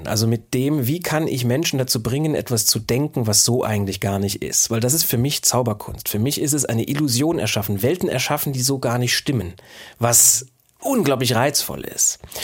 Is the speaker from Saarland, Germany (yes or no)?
yes; Saarbrücken, Saarland, Germany; an der Universität des Saarlandes, wo ich ja auch ursprünglich herkomme. Ich komme ja aus Saarbrücken